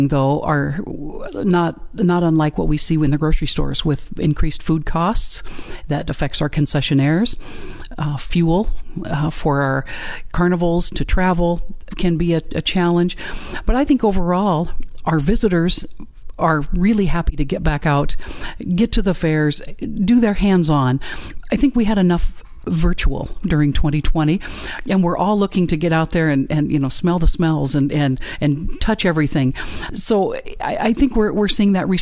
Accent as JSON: {"language": "English", "area": "Warren County", "region": "Iowa", "country": "United States", "said": "I come from Warren County, Iowa, and I've been the fair manager there for 25 years"}